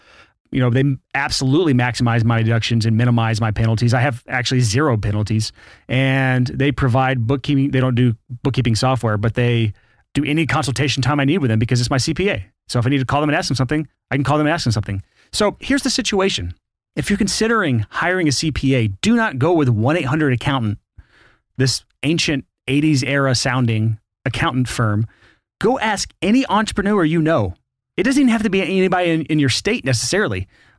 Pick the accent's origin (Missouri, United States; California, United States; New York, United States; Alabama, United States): Alabama, United States; I'm from Alabama.